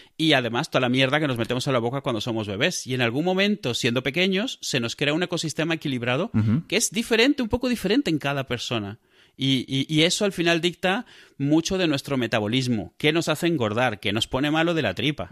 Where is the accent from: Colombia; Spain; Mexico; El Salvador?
Spain